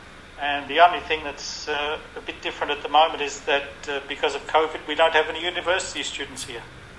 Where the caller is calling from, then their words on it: Fitzroy, Victoria, Australia; I'm speaking from Fitzroy.